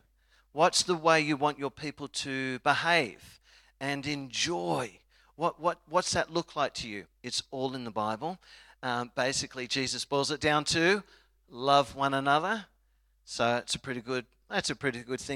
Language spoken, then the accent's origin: English; Australia; I'm an Aussie